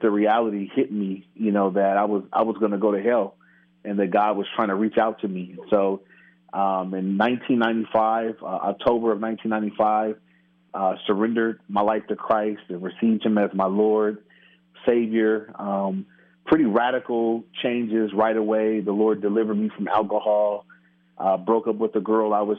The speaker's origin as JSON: {"language": "English", "town": "Inglewood", "region": "California", "country": "United States", "tie": "born or raised there", "said": "grew up in Inglewood, which is in near L.A."}